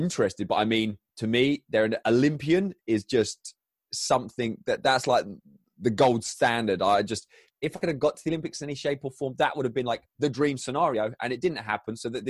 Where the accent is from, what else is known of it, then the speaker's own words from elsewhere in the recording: Crawley, South East England, United Kingdom; So I grew up in Crawley, which is in the south of England, sort of halfway between very basic geography, halfway between London and Brighton, the coast.